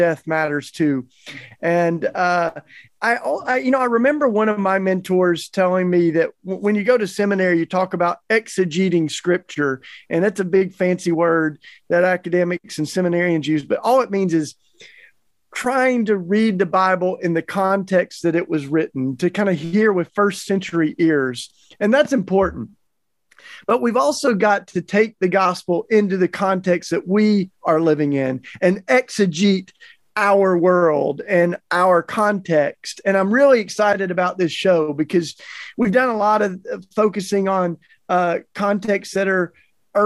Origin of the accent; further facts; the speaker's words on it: Tennessee, United States; I grew up in the Tennessee Hills, the Smoky Mountains